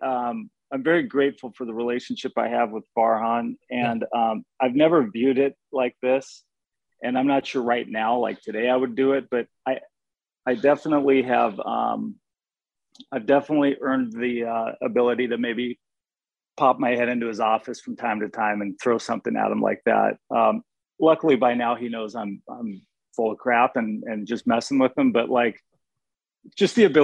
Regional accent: northern Washington, United States; moved away; stopped in northern Washington right before Canada, and that's where I ended up being born, raised

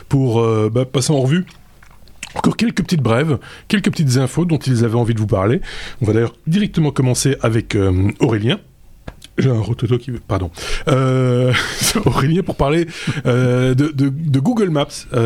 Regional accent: Belgium; chez nous en Belgique

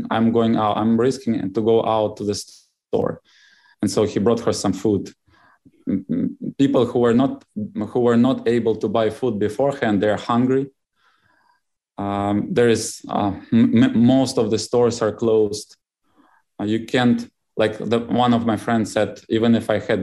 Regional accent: southern Ukraine, Ukraine; moved away as an adult; also born or lived in Uzbekistan / Germany; now in Florida, United States; we live on the south of Ukraine next to Crimea border.

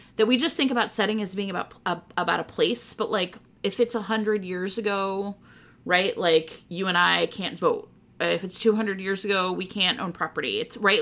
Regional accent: Ohio, United States; I grew up in Ohio, and there's this amazing place called Cedar Point

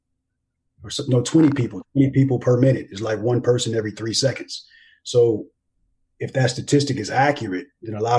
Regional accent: Los Angeles, California, United States; moved away as an adult; also born or lived in Germany / Honduras / Korea; Grew up in Los Angeles, California.

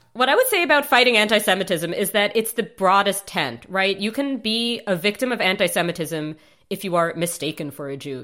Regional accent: New York City, New York, United States; also born or lived in Chicago; I grew up on the Upper East Side of Manhattan

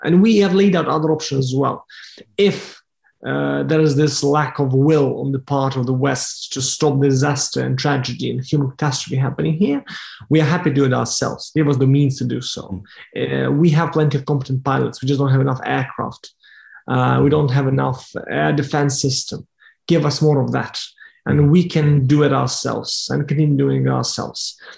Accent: Lviv, Lviv Oblast, Ukraine; now in Kyiv, Ukraine; I, am a dog owner back in my hometown Lviv in the west of Ukraine

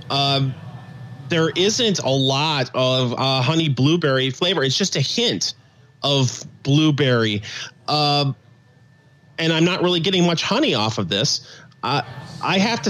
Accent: Michigan, United States; accent: Michigan nasal; moved away as an adult; also born or lived in Central Indiana; now in Indiana, United States

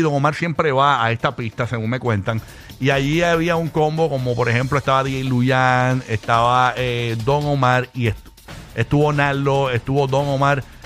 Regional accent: Puerto Rico

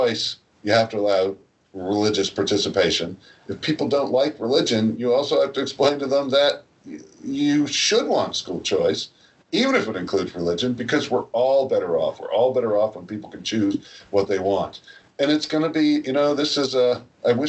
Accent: New Jersey, United States; I'm from New Jersey

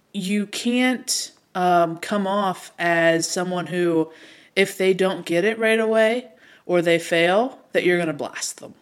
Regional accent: Pittsburgh, Pennsylvania, United States; I am from Pittsburgh.

